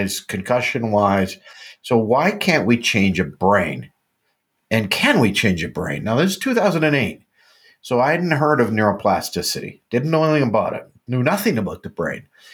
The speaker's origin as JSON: {"language": "English", "country": "Canada", "said": "I'm a Canadian"}